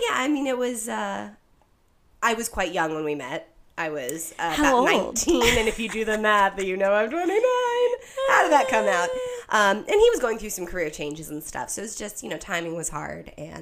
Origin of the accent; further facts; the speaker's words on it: Colorado, United States; moved away; I am originally from Colorado. I grew up out there.